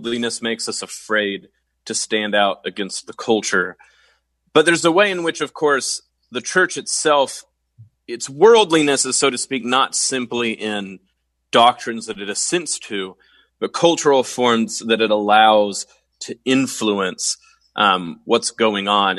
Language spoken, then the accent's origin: English; Oklahoma, United States; I'm from Oklahoma.